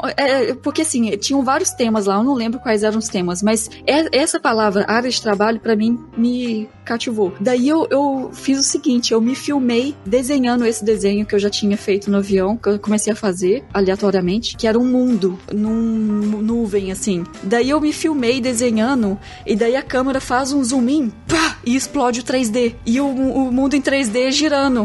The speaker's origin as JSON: {"language": "Portuguese", "country": "Brazil", "also_born_or_lived": "Germany", "moved": "as an adult", "said": "como brasileiro"}